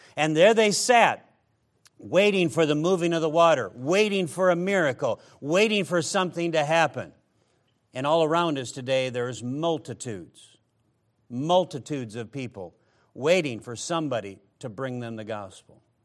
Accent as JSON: {"language": "English", "region": "Midwest", "country": "United States", "said": "I come from the Midwest"}